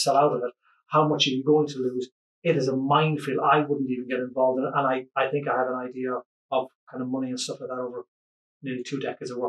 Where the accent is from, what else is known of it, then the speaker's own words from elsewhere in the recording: Ireland; as an Irish person